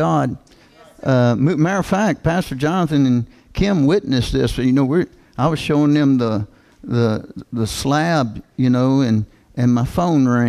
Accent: Kentucky, United States; I'm from Kentucky.

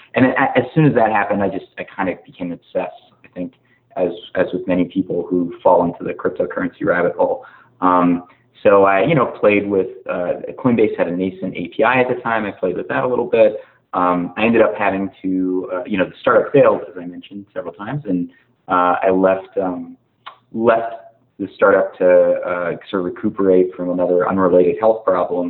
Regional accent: Virginia, United States; also born or lived in California; I grew up in Virginia and wound up going to school here

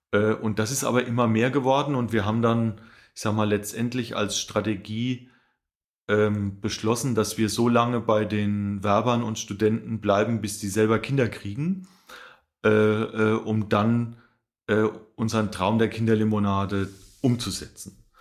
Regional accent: Rhön, Lower Franconia, Bavaria, Germany; moved away; ich komme ursprünglich aus der Rhön, das ist äh, der letzte Zipfel von Bayern, nennt sich Unterfranken

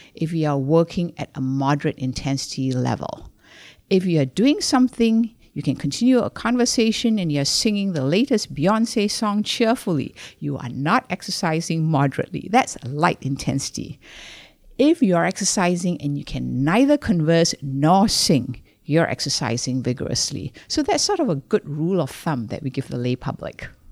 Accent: Malaysia; moved away as an adult; I was born in Malaysia. I came over here to do a master's in public health

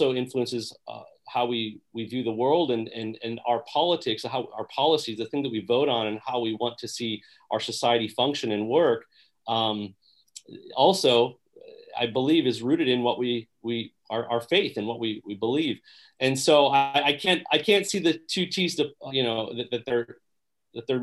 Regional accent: Three Rivers, Michigan, United States; also born or lived in Kalamazoo, Michigan / Berrien Springs, Michigan; I was actually from Three Rivers

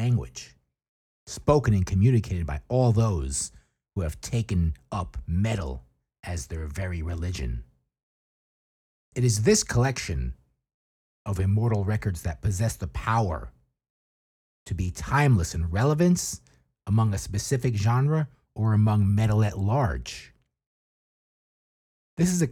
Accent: United States

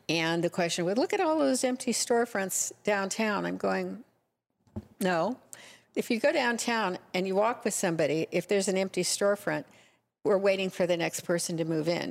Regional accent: Nebraska, United States; moved away as an adult; also born or lived in Huntington Beach; now in Laguna Beach, United States; I grew up in Nebraska.

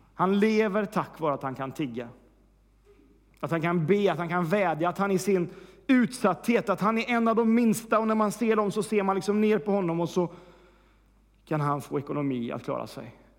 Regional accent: Värmland, Sweden; moved away; Senast jag var hemma i Värmland

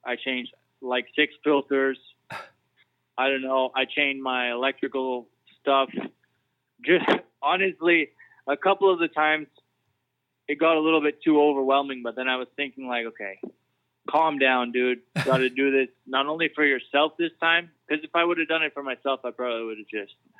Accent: Canada; Still at heart, I'm Canadian, so I would say that my accent's there.

